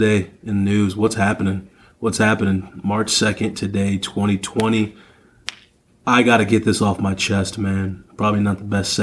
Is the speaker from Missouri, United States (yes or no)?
yes; Missouri, United States; now in Wisconsin, United States; I'm obviously, you know, me and my sister, my family, we're from Missouri